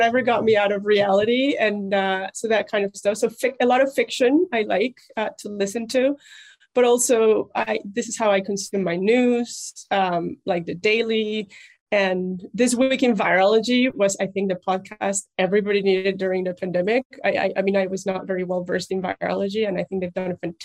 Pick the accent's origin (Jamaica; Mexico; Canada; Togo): Mexico; English is a second language; moved away as an adult; also born or lived in Germany / Munich; now in United States; I'm Mexican